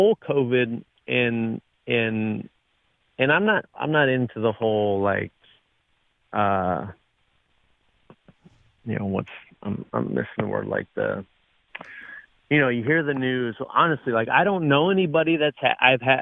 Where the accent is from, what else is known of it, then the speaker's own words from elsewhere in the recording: Southern California, United States; I grew up in Southern California